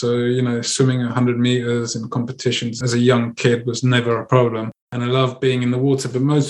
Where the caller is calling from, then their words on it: Andalusia, Spain; Channeling in from Spain, from the south of Spain.